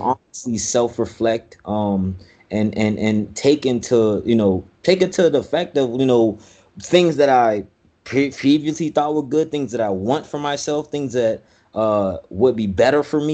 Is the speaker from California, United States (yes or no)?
no; Miami, Florida, United States; I was raised in Miami, Florida.